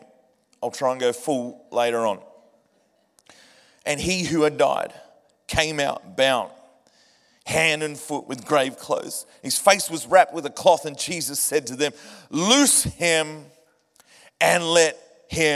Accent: Point Cook, Victoria, Australia; Faith Life Church in Point Cook, my hometown

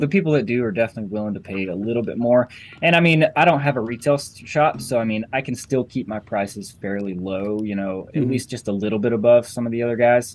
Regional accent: Western North Carolina, United States; I grew up in Western North Carolina.

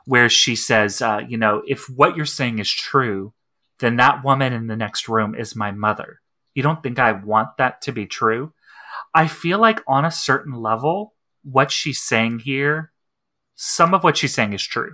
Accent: Texas, United States; as a trans woman, as a Texan

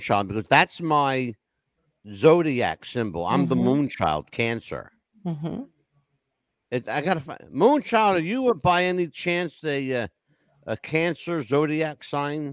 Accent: Philadelphia, Pennsylvania, United States; I grew up in Philadelphia, which was a pretty tough inner city environment.

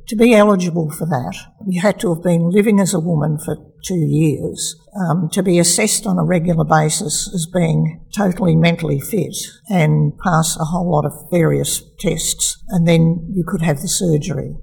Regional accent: Melbourne, Victoria, Australia; now in Castlemaine, Australia; in those early days, my mother and my grandmother and I um, lived in a little flat in Melbourne

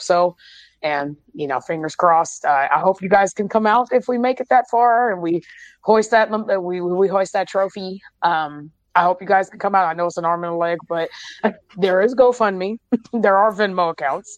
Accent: San Francisco, California, United States; also born or lived in Oakland; I grew up in San Francisco, and then I um, my mom and I we lived in Oakland for ten years

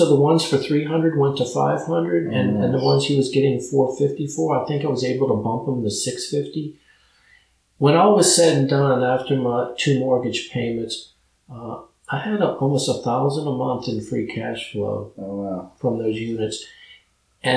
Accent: New Orleans, Louisiana, United States; moved away; I was originally from New Orleans

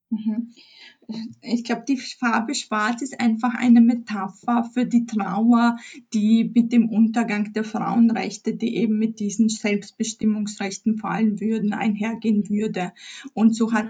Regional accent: Chrzanów, Lesser Poland, Poland; moved away; ich stamme ursprünglich aus Polen. Ich bin in Polen geboren, in einer kleinen Stadt Chrzanów, 40.000 Einwohner, zwischen Krakau und Katowice im Süden

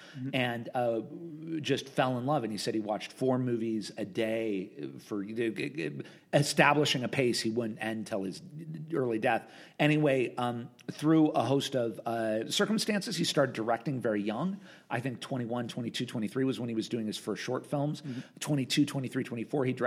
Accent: Southern California, United States; I'm from Southern California. My mom lived in Orange County. My dad lived up here in L.A.

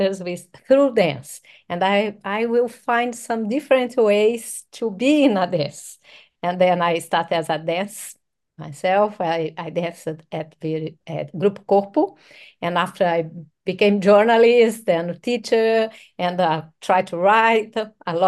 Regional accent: São Paulo, Brazil; We are from Sao Paulo, and of course in our DNA we have this amazing feeling of this vibrant city.

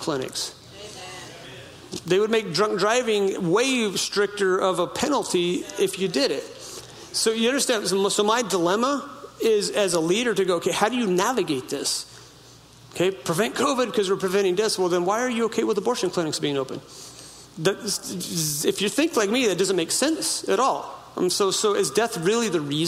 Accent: United States; Where I grew up on the Klamath River

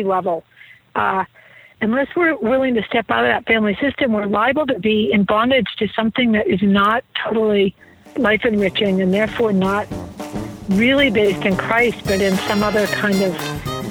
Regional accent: New England, United States; I grew up in New England, by the way, and so super Puritan

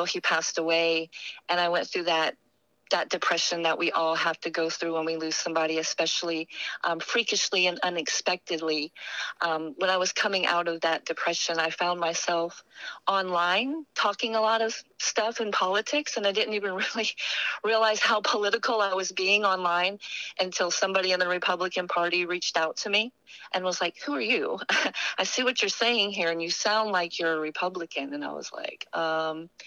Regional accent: Beaufort, South Carolina, United States; moved away as an adult; now in Hawaii, United States; I came from South Carolina, Beaufort.

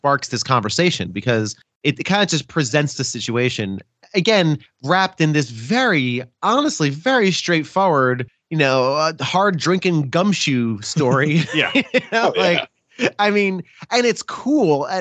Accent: New Jersey, United States; I grew up in New Jersey

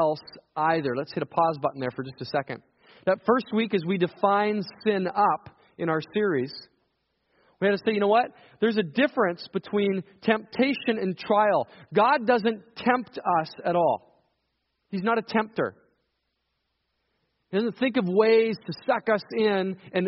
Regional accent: Saskatchewan, Canada; moved away; I come from Saskatchewan

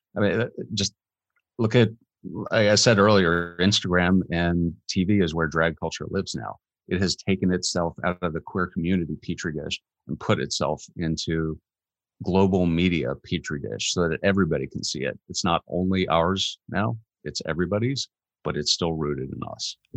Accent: Washington, District of Columbia, United States; now in Atlanta, United States; my hometown, uh, Washington, D C.

